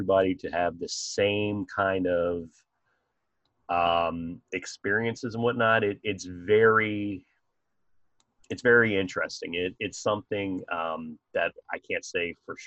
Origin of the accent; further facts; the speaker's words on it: Maryland, United States; accent: Maryland; That's my Maryland accent coming out, water.